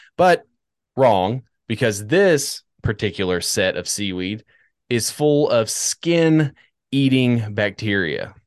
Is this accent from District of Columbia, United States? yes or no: yes; Washington, District of Columbia, United States; also born or lived in Northern Virginia; I was born in Northern Virginia. Like, spent my youth in Washington, D C